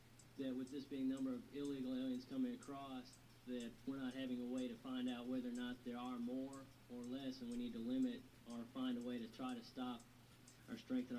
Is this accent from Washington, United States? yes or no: no; Florida, United States; moved away as an adult; now in Nashville, United States; I'm a student here at David Lipscomb College, but I'm from Florida.